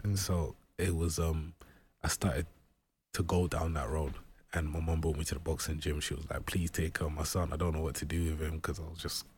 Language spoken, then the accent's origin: English; London, United Kingdom; when I was growing up in Brixton, there was a lot of gang violence